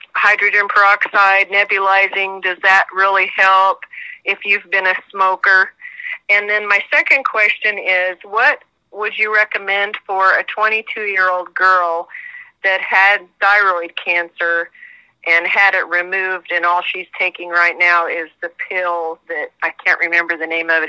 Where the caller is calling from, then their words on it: Kansas, United States; I'm calling from Kansas